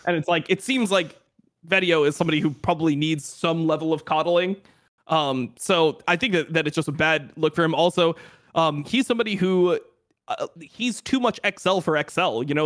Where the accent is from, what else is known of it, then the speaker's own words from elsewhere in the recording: Florida, United States; I'm, I'm from Florida